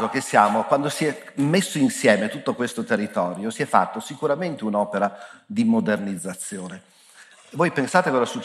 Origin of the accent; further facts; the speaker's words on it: Piedmont, Italy; perché siamo entrambi nati vicino in Piemonte